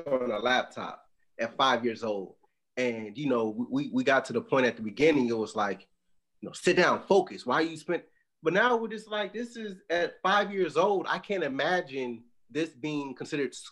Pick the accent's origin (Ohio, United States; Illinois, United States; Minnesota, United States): Illinois, United States; Chicago; moved away; I'm originally from Chicago